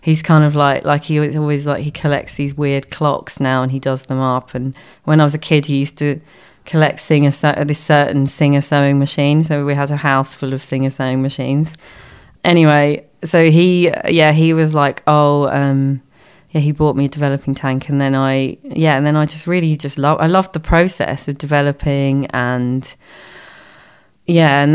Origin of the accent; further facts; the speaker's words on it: London, United Kingdom; I grew up in London